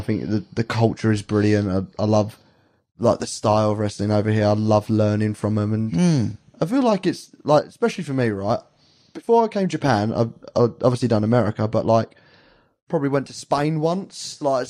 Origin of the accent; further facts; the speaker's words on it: England, United Kingdom; we're English.